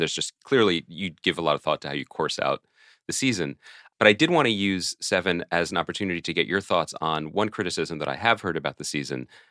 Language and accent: English; Philadelphia, Pennsylvania, United States; as a Philadelphian